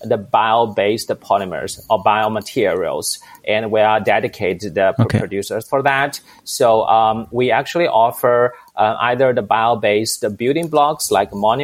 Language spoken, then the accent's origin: English; China; moved away as an adult; now in Europe; I'm originally from China and moved to Europe in 2003